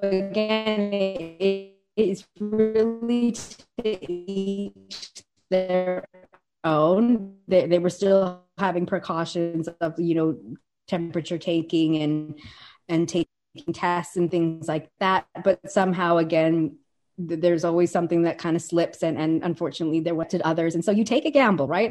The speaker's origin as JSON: {"language": "English", "town": "Calgary", "region": "Alberta", "country": "Canada", "tie": "born or raised there", "also_born_or_lived": "Colorado", "moved": "as an adult", "said": "my hometown of Calgary is known for something called the Calgary Stampede."}